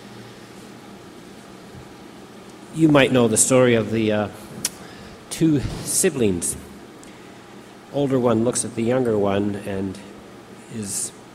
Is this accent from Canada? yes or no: yes; Canada; I am a Canadian